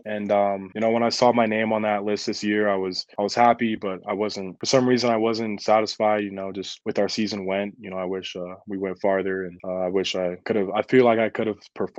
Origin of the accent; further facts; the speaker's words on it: Florida, United States; also born or lived in New Jersey / Colorado; I'm from Florida. I was born in New Jersey, and then I moved to Colorado, and that's where I started playing football